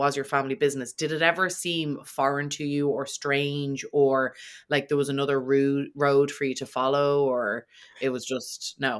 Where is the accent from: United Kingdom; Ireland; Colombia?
Ireland; being from Ireland, history is huge and we've so much of it.